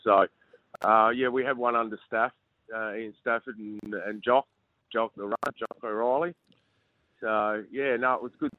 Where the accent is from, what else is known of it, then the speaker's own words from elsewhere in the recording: Adelaide, South Australia, Australia; also born or lived in Melbourne, Victoria; I was born in Melbourne, so my dad actually coached Ringwood over there, so I started there when I was about six, and then come to Adelaide when I was about eight